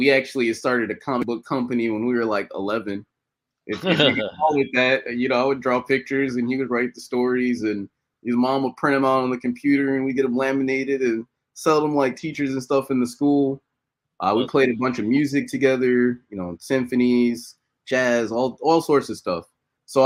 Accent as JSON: {"language": "English", "town": "Chicago", "region": "Illinois", "country": "United States", "tie": "born or raised there", "said": "I'm originally born and raised in Chicago. So been here my whole life"}